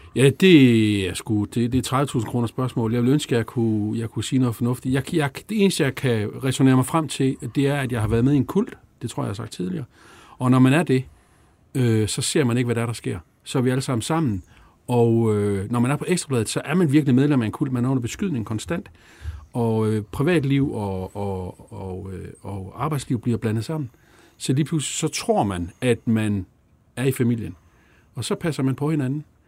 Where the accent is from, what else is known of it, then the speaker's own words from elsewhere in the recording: Jutland, Denmark; jeg er fra Jylland